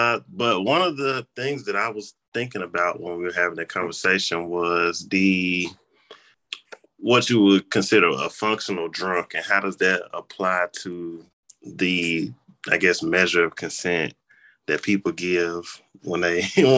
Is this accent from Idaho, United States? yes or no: no; Memphis, Tennessee, United States; or whatever you want to call me. I'm from Memphis, Tennessee. I'm a recent graduate from Tennessee State University.